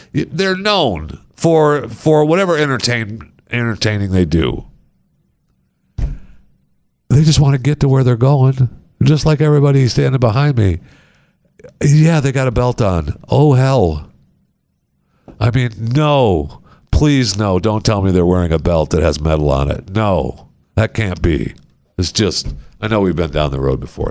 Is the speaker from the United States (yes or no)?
yes; Michigan, United States; I grew up in Michigan